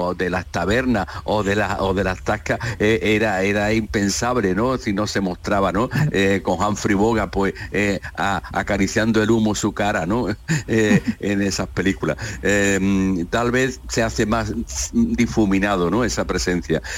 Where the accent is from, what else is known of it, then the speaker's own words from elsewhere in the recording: Jerez de la Frontera, Andalusia, Spain; desde aquí en Jerez, en mi tierra